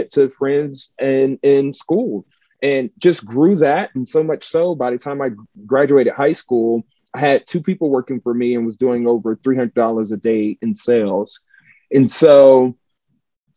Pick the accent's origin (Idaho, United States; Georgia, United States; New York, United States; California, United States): Georgia, United States; Atlanta; moved away as an adult; also born or lived in Montgomery, Alabama / Chicago, Illinois; I'm originally from Atlanta, Georgia, born and raised to a single mother